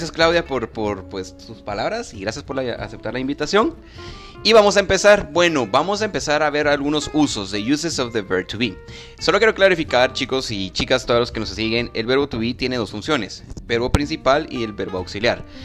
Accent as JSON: {"language": "Spanish", "country": "Guatemala", "said": "yo soy guatemalteco, nací en Guatemala, orgullosamente guatemalteco."}